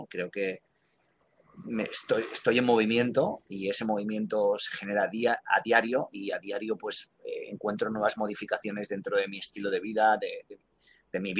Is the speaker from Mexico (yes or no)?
no; Spain; moved away; que es algo que lancé cuando salí de España.